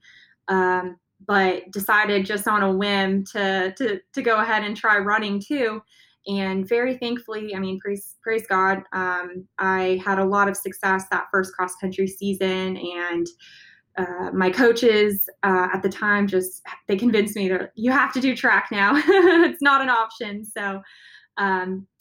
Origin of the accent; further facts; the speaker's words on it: San Diego, California, United States; my dad was a U.S. Navy captain. So I grew up near the water. I was born in San Diego